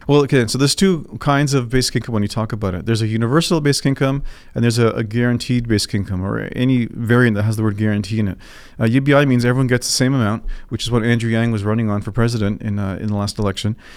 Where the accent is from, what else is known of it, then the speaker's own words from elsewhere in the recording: Toronto, Ontario, Canada; I was born here in Toronto.